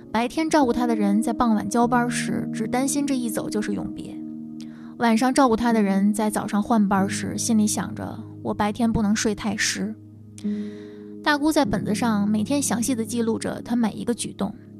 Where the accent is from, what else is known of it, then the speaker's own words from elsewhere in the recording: Tianjin, China; now in Beijing, China; 来自天津，现居北京